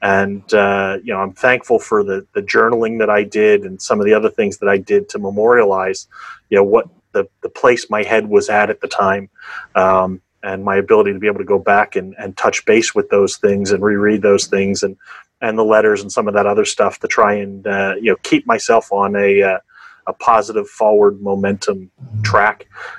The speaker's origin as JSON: {"language": "English", "town": "Philadelphia", "region": "Pennsylvania", "country": "United States", "said": "I'm from Pennsylvania, Philadelphia area."}